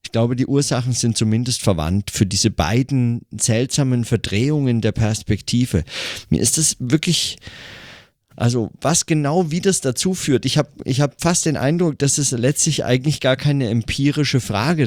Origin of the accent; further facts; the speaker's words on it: Germany; hier bei uns in Deutschland